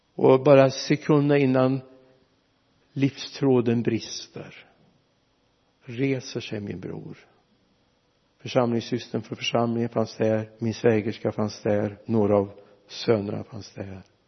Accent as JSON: {"language": "Swedish", "town": "Mariestad", "region": "Västra Götaland", "country": "Sweden", "tie": "born or raised there", "said": "Vi hade 16 mil hemifrån Mariestad"}